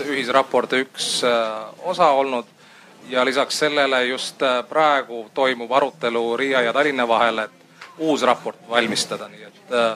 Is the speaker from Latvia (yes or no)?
yes; Riga, Latvia; olen Riiast politoloog